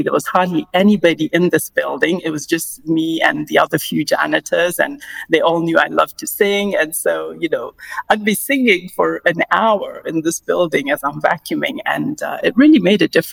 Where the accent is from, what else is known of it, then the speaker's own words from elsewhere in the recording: Kenya; growing up in Kenya